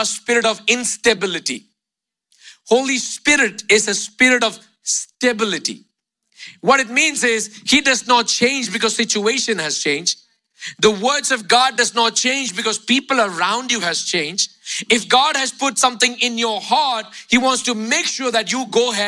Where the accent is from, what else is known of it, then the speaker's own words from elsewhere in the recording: India; moved away; Growing up in India